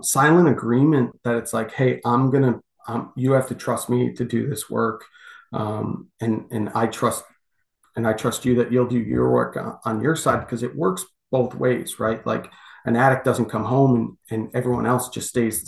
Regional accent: United States; we're American

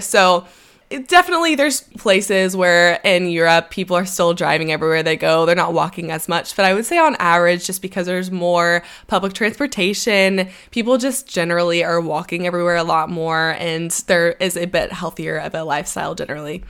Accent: United States; moved away

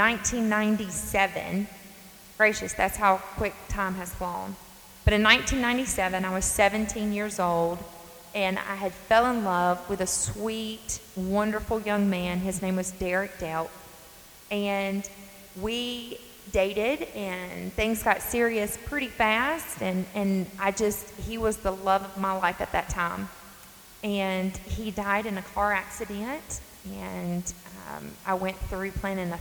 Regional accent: North Carolina, United States; I'm from North Carolina. I'm sure many of you can catch up on my accent.

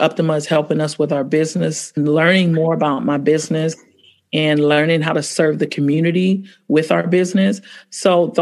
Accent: San Francisco, California, United States; also born or lived in Oakland; I was born and raised in San Francisco

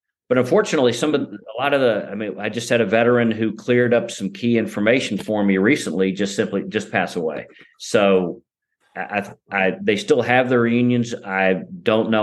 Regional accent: Midland, Texas, United States; also born or lived in Kentucky; my hometown of Midland, Texas

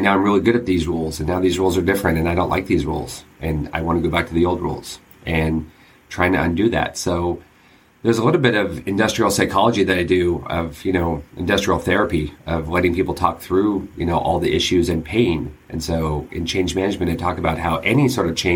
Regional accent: San Diego, California, United States; I grew up in San Diego

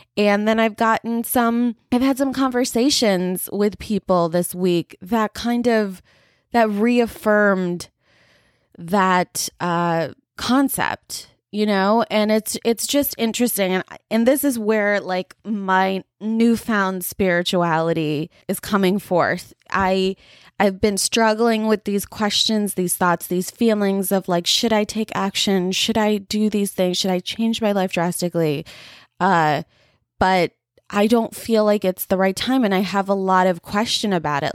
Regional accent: United States; I'm a first generation, um, like, Indian American here

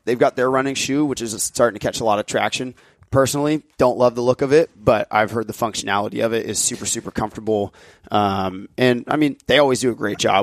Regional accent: United States; We're American

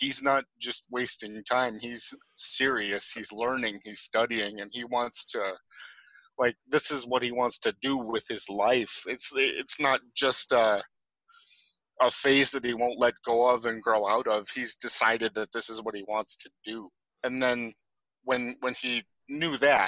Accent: Ortonville, Minnesota, United States; We grew up in a small Midwestern town in Minnesota called Ortonville

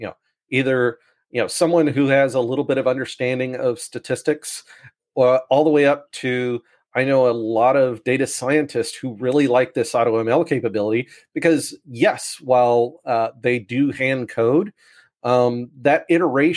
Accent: United States; accent: American; now in Sydney, Australia

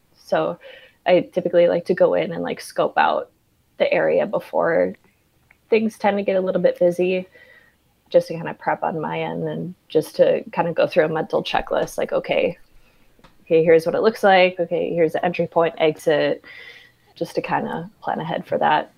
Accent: Minneapolis, Minnesota, United States; moved away; also born or lived in Atlanta; Minneapolis, where I'm originally from, born and raised

